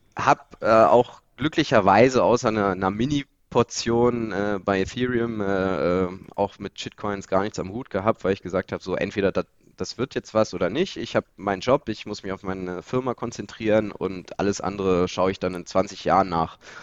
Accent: Lower Saxony, Germany; bei uns in der Region, wir kommen hier aus Niedersachsen

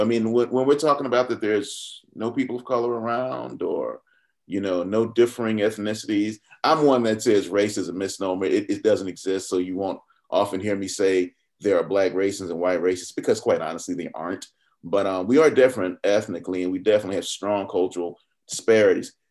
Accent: Atlanta, Georgia, United States; also born or lived in Fulton County, Georgia; growing up in Southwest Atlanta

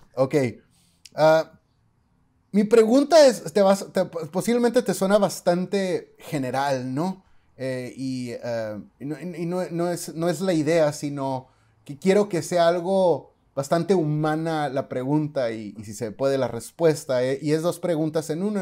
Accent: Mexicali, Baja California, Mexico; vengo de la ciudad de Mexicali y allá no decimos chido, allá decimos chilo

